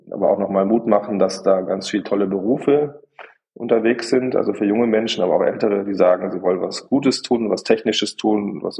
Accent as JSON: {"language": "German", "region": "Bavaria", "country": "Germany", "said": "Ich auch als Bayer habe das ja auch festgestellt, dass die Berge schön sind, aber das Meer auch besonders schön."}